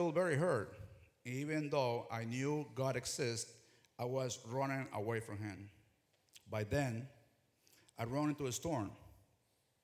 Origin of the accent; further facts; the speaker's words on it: Ecuador; moved away; I'm original from Ecuador. Growing up, my father was the first evangelical pastor to begin a ministry in our small town